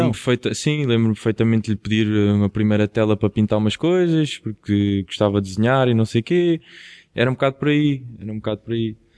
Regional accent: Quinta do Anjo, Setúbal, Portugal; eu sou de Quinta do Anjo, que é perto de Palmela, perto de Setúbal

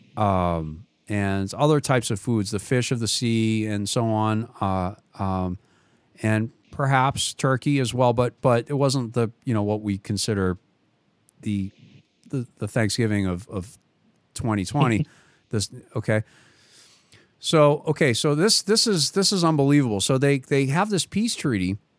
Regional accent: Boston, Massachusetts, United States; accent: Boston; he could tell from my accent. immediately that I was from Boston

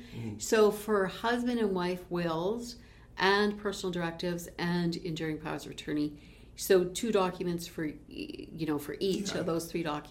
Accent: Peace River, Alberta, Canada; moved away; also born or lived in Calgary; a good dear friend of mine growing up in Peace River together, and then we were both in Calgary

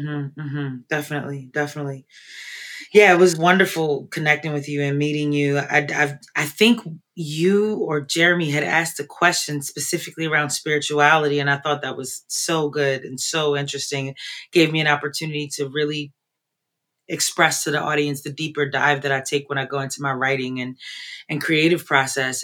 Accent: Baltimore, Maryland, United States; moved away as an adult; now in Philadelphia, United States; I am originally from Baltimore. I've been in Philly for 20 plus years

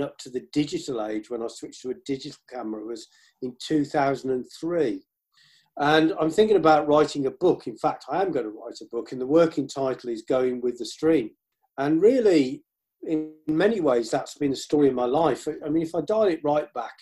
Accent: Birmingham, West Midlands, United Kingdom; I was brought up around Birmingham and the Black Country

